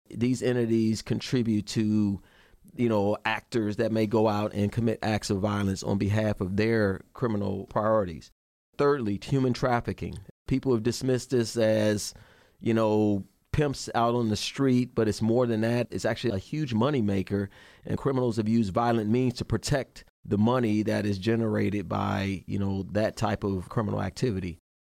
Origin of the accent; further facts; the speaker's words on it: Chicago, Illinois, United States; moved away as an adult; I'm born and raised in Chicago, Illinois. I left there in 86 to join the Army